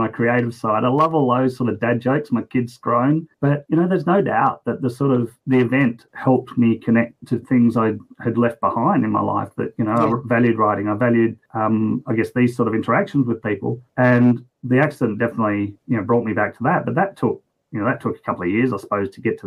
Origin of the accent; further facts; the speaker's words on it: West Coast, Western Australia, Australia; now in Brisbane, Australia; I'm just a pretty average bloke here in Brisbane, Australia. I grew up on the West Coast, though